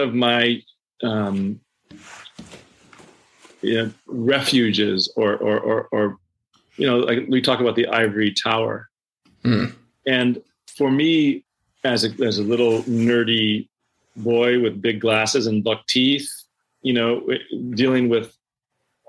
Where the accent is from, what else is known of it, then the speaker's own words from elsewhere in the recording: Omaha, Nebraska, United States; also born or lived in Manhattan, New York; now in New York, United States; suburban white middle class culture in which I grew up in Omaha